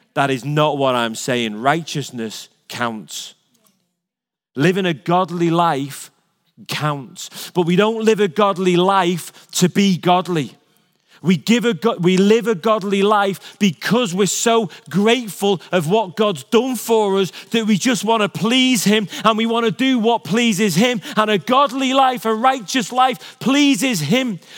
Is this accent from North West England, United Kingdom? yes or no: yes; Liverpool, North West England, United Kingdom; moved away; I was born in Liverpool